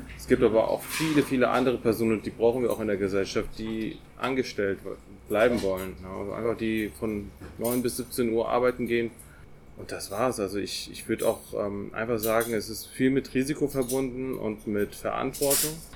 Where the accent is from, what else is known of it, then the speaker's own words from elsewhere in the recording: Paderborn, North Rhine-Westphalia, Germany; gebürtiger Paderborner